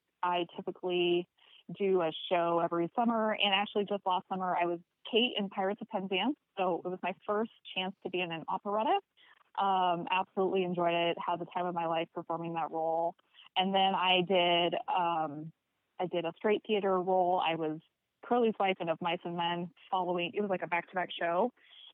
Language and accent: English; Omaha, Nebraska, United States; I'm from Omaha, Nebraska.